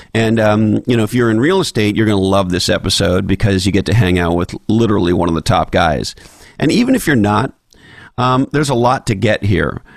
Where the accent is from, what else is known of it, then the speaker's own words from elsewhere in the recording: Quebec, Canada; growing up in Quebec